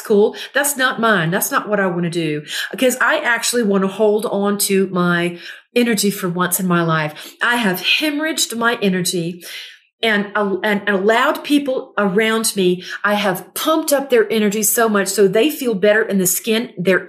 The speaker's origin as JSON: {"language": "English", "town": "Gulfport", "region": "Mississippi", "country": "United States", "moved": "yes", "lives_now": "Southern California, United States", "said": "I'm from Gulfport, Mississippi"}